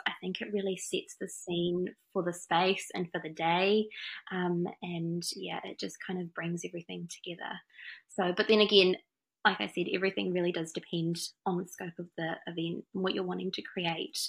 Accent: France; also born or lived in Wanganui, New Zealand; now in Auckland, New Zealand; I'm from France originally.

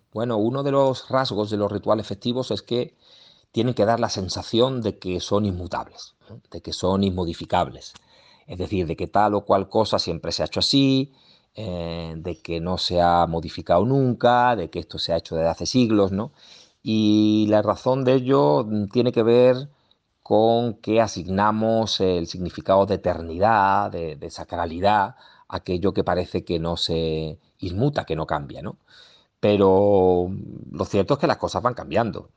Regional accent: Seville, Andalusia, Spain; somos todos sevillanos, pero mi barrio tiene algo diferente

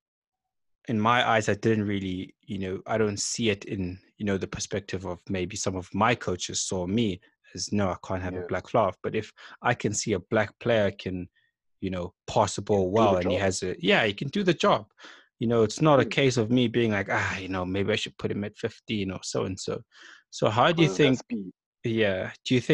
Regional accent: King William's Town, Eastern Cape, South Africa; I grew up in King William's Town

